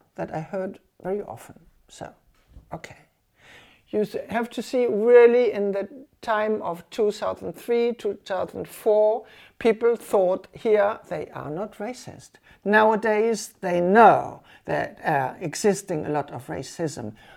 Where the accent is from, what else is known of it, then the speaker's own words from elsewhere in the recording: Germany; English is a second language; moved away as an adult; now in Cuba; for some Cubans, I was German.